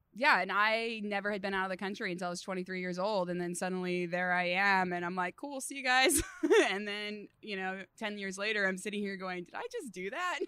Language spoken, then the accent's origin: English; Redding, California, United States; also born or lived in Los Alamos, California / Abilene, Texas; born on a cattle ranch, uh, in Los Alamos, California, so pretty far from civilization, and then grew up the rest in Redding, California, so super NorCal